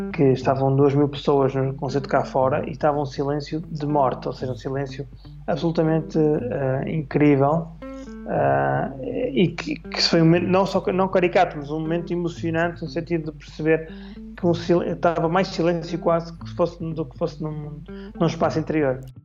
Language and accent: Portuguese; Vila Nova de Famalicão, Braga, Portugal; also born or lived in Porto, Portugal / Switzerland; now in Almada, Portugal; sou de Vila Nova Famalicão, do Minho, nascido e criado.